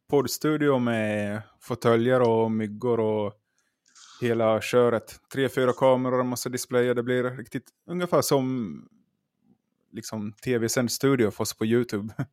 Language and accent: Swedish; Finland